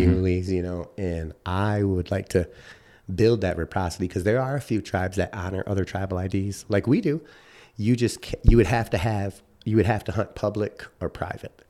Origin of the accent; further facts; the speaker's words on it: Chicago, Illinois, United States; moved away as an adult; also born or lived in Grand Rapids, Michigan / Wisconsin; now in Michigan, United States; I grew up in Chicago